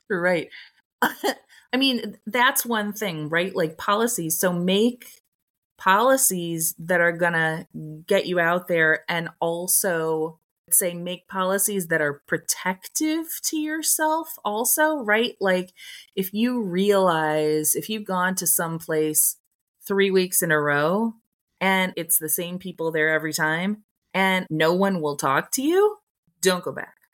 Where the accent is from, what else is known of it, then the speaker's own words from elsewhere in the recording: Toledo, Ohio, United States; moved away as an adult; also born or lived in Ann Arbor, Michigan; my hometown is 45 minutes away from Ann Arbor. So I, when I lived in Ann Arbor, was going down to Toledo a lot to see my friends from high school.